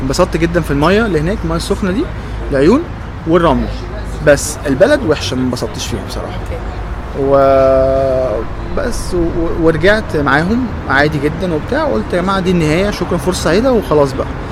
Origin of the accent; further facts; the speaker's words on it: Egypt; انا من مصر هنا